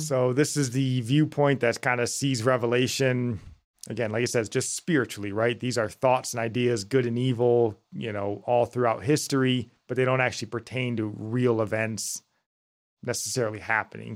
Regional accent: United States; us being American

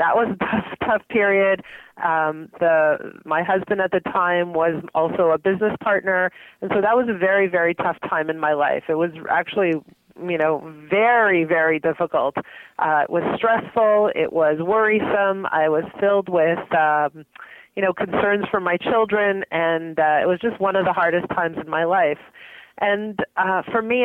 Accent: Montreal, Quebec, Canada; now in Toronto, Canada; I grew up in Montreal

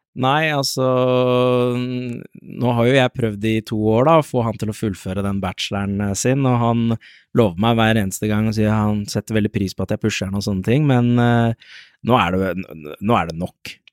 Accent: Lørenskog, Akershus, Norway; Jeg kommer jo fra Lørenskog, bor i Lørenskog

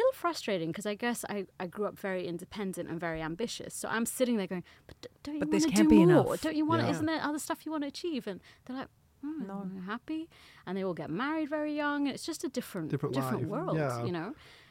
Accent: Germany; born there; I was born in Germany, which makes it even more confusing.

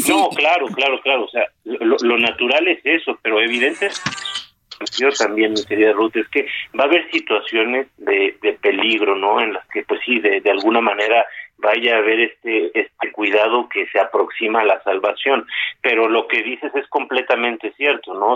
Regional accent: Mexico; todos aquellos que somos mexicanos, qué orgullo ser parte de este gran país

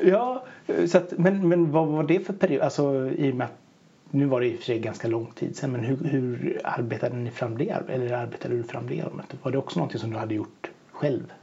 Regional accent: Bohuslän, Västra Götaland, Sweden; Jag är ju bohuslänning så att jag har ju varit uppväxt med vattnet

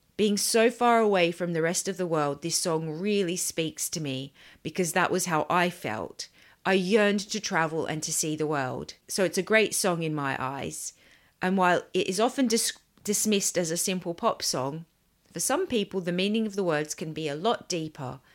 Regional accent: Sydney, New South Wales, Australia; moved away; I grew up in Sydney

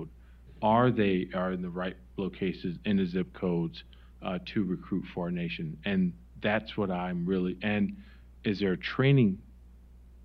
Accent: Wisconsin, United States; moved away; I'm from Wisconsin

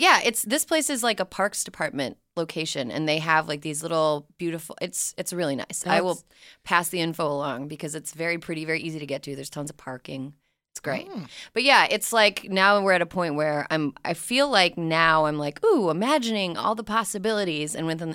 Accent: Minneapolis, Minnesota, United States; I'm from the Minneapolis area.

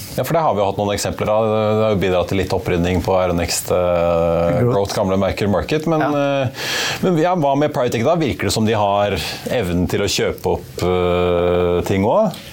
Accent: Norway; når vi nordmenn

